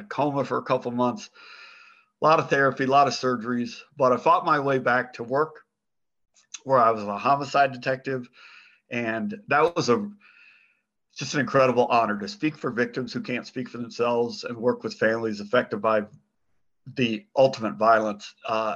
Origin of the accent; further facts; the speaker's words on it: Phoenix, Arizona, United States; I was born and raised in Phoenix